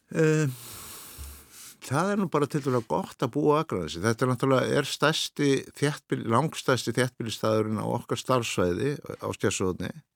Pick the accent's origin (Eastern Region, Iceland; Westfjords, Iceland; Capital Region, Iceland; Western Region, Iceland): Western Region, Iceland; Birkihlíð, Reykholtsdalur, Borgarfjörður; also born or lived in Hvanneyri; uppalinn á bæði sem heitir Birkilhið í Reykjóldstæli borgarhið